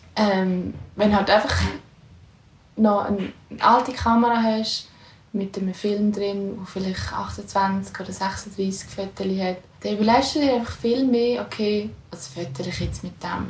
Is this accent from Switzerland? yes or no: yes; Lucerne, Switzerland; also born or lived in Austria / St. Gallen; ich komme ursprünglich aus Luzern